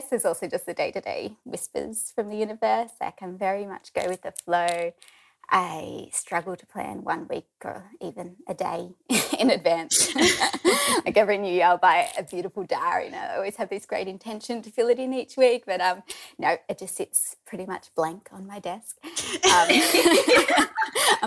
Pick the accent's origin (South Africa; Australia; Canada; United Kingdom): Australia; Forster, New South Wales; moved away as an adult; also born or lived in Sydney; now in Sawtell, Australia; I'm originally from Foster, a few hours south. So I grew up there